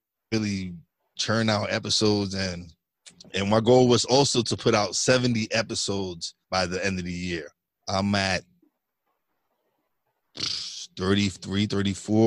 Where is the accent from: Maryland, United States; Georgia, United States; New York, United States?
New York, United States; New York City; now in Pocono Mountains, Pennsylvania, United States; I'm originally from Brooklyn, New York. But now I live up in the Pocono Mountains in Pennsylvania